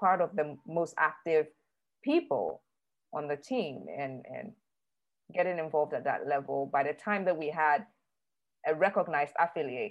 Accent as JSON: {"language": "English", "country": "Ghana", "said": "I am Ghanaian. My mom is Ghanaian. I live in Accra, Ghana"}